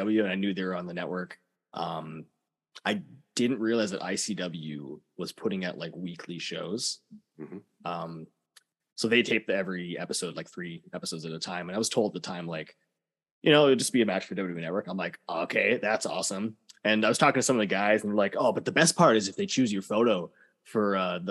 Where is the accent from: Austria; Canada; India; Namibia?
Canada; being Canadian wrestlers